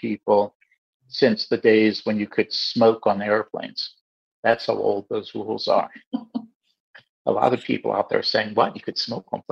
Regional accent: United States; now in Canada; I grew up in the States.

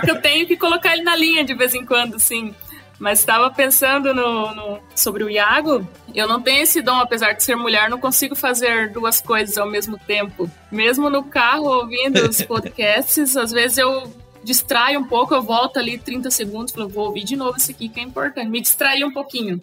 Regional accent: Sinop, Mato Grosso, Brazil; moved away as an adult; now in Caçador, Brazil; eu sou aí de, da região, sou de Sinop, sou do Mato Grosso, tenho a minha raiz aí.

